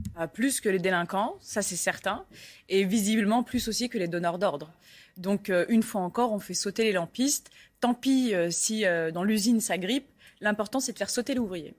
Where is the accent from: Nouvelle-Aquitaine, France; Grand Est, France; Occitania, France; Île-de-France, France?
Île-de-France, France; Paris; je suis parisienne